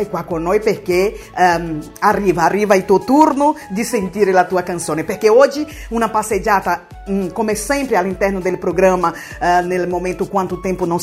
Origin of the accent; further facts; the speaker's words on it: Salvador, Bahia, Brazil; Italian is a second language; sou sono brasiliana di Salvador, Bahia